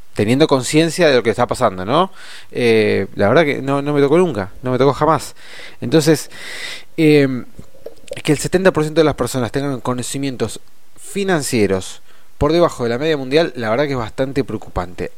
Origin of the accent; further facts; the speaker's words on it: Argentina; a nosotros como argentinos